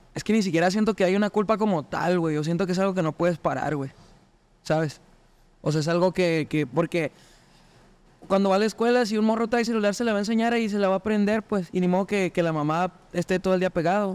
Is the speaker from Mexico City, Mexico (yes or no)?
no; Chihuahua, Mexico; soy de Chihuahua